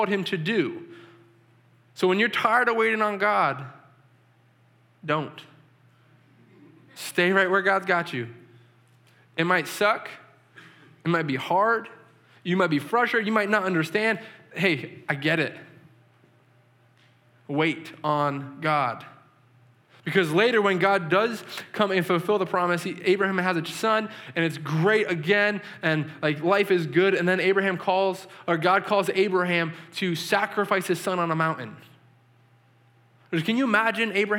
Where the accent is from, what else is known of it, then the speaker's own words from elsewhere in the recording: New England, United States; I'm from New England